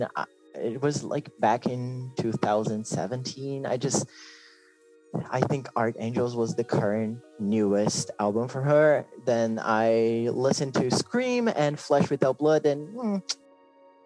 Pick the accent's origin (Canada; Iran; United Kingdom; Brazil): Brazil; I'm from Brazil too. I'm Brazilian.